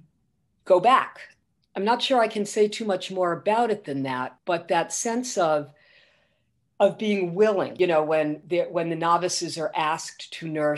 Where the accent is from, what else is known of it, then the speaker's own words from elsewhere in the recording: Providence, Rhode Island, United States; I grew up right near Providence College